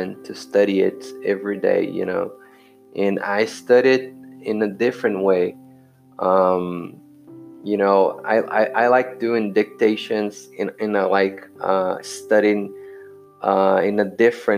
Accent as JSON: {"language": "English", "country": "Brazil", "second_language": "English", "said": "I'm Brazilian"}